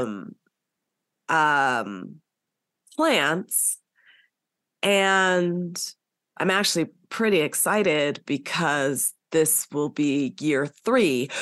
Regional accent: Southern California, United States; moved away as an adult; also born or lived in North Carolina / Virginia / Northern Colorado; now in Colorado, United States; I grew up in California

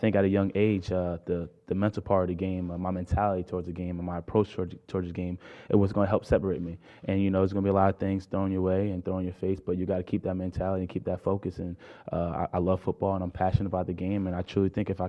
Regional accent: New York, United States; I was born in New York

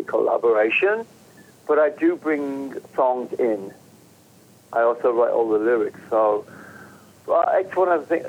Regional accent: England, United Kingdom; I'm English, so... But I grew up in England

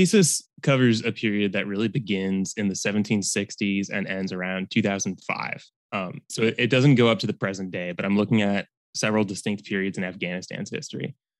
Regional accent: Bloomington, Indiana, United States; I'm from Bloomington, Indiana, and I was a history major at Reed College.

